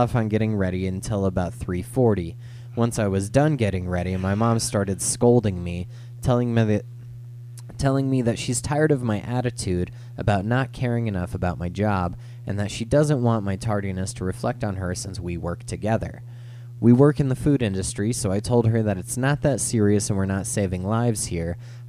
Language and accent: English; Phoenix, Arizona, United States; Growing up in Phoenix, there's like some roads that you cannot walk across